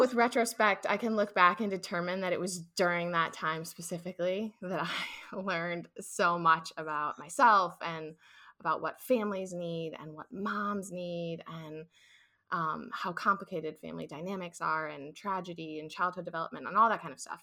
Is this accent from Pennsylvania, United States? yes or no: no; St. Louis, Missouri, United States; moved away as an adult; also born or lived in Ohio; I grew up in Saint Louis, I left to attend college at Ohio State University